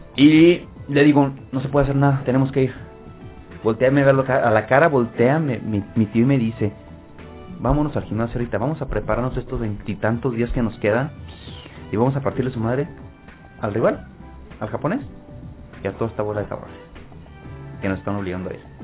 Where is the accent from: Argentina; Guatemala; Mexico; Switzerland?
Mexico; Gómez Palacio, Durango; Ahí es donde yo crecí, ahí es donde yo nací y ahí es donde yo me formé como, como boxeador.